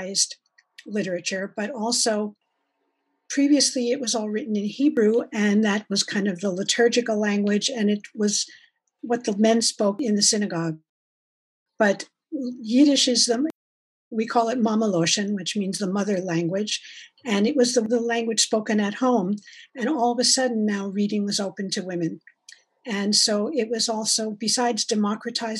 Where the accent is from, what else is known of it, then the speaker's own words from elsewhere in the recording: New York City, New York, United States; now in Vancouver, Canada; I was born in New York, grew up in Brooklyn. I came to Vancouver in 1970